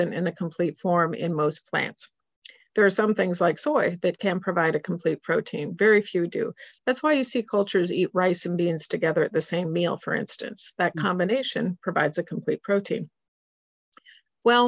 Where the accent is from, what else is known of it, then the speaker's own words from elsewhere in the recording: Switzerland; moved away; I grew up in Switzerland